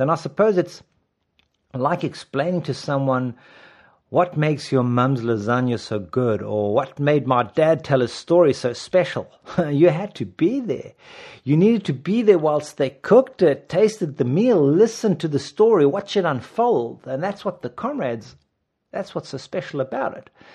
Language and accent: English; South Africa; I'm South African.